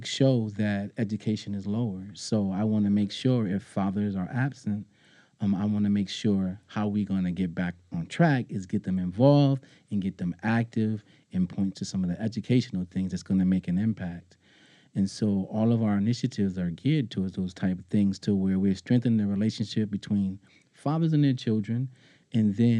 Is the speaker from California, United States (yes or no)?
no; Springfield, Massachusetts, United States; I'm a proud native of Springfield, Massachusetts